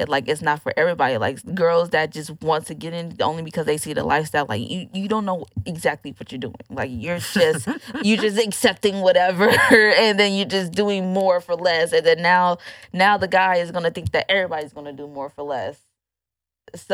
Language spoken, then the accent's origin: English; Oakland, California, United States; now in Houston, United States; I'm from California